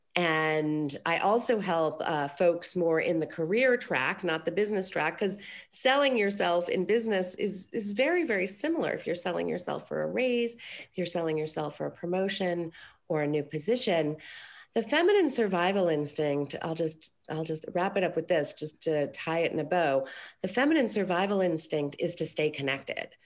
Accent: Aspen, Colorado, United States; now in Los Angeles, United States; I grew up in Colorado

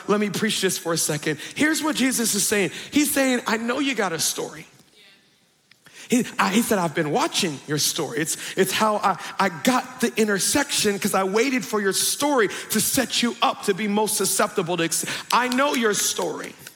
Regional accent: Woodlawn, Maryland, United States; born or raised there

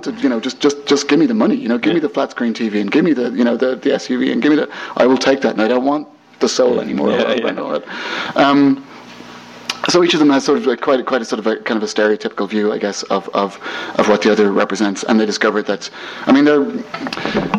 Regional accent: Ireland

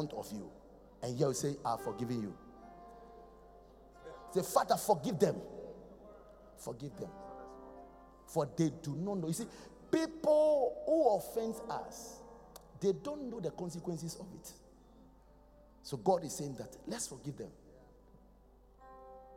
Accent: Accra, Greater Accra, Ghana; I'm from Kolegono

